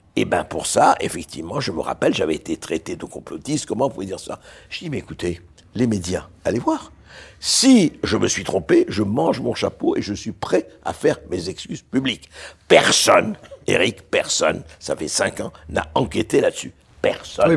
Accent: Beirut, Beirut Governorate, Lebanon; now in France; je suis né à Beyrouth j'ai grandi à Beyrouth

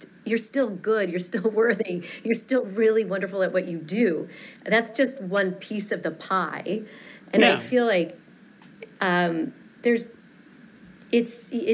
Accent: Fort Collins, Colorado, United States; moved away as an adult; also born or lived in San Francisco / Chicago; I grew up in Colorado. I grew up in a town called Fort Collins, an hour north of Denver

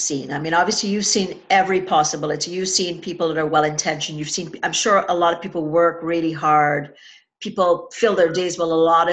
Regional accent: Trinidad & Tobago; moved away; growing up in Trinidad and Tobago

